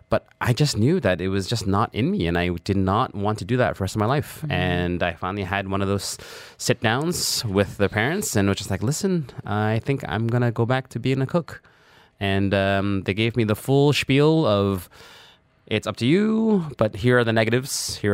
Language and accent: English; Toronto, Ontario, Canada; In Toronto, we lived in a very traditional Chinese household.